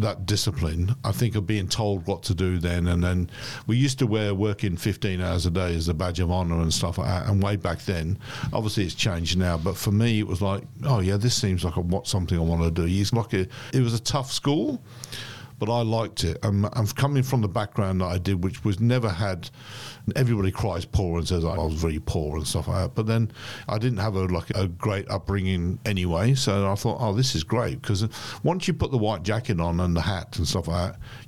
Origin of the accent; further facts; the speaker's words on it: Coventry, West Midlands, United Kingdom; moved away as an adult; also born or lived in London; now in Melbourne, Australia; I come from Coventry.